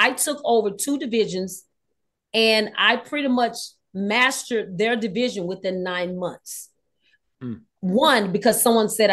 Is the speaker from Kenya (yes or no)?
no; Texas, United States; also born or lived in California; I am actually born and raised in Texas